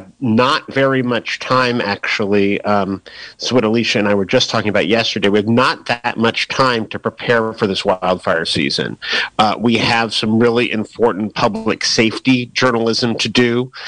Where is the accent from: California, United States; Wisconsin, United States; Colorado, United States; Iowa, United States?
California, United States; San Francisco; being from San Francisco, growing up in San Francisco and being a national journalist